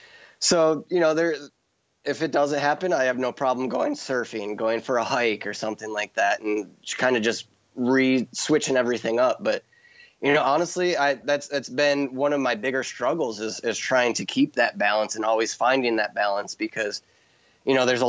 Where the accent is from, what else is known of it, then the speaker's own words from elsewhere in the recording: Midwest, United States; and that's me from growing up in the Midwest, knowing like I from a little kid, I knew I wanted to live in Hawaii.